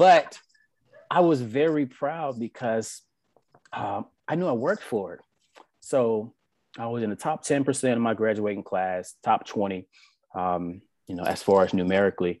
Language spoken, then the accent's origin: English; South Mississippi, United States; I came from South Mississippi, born and raised